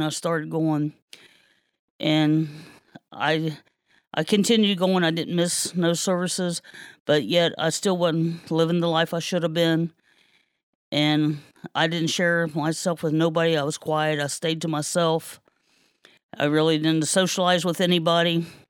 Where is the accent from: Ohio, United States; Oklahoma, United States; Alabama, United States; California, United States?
Ohio, United States; Kenton; I was born and raised here in Kenton.